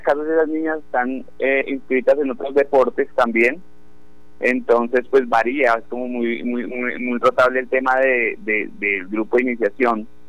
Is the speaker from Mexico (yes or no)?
no; Colombia; nosotros como comunidad colombiana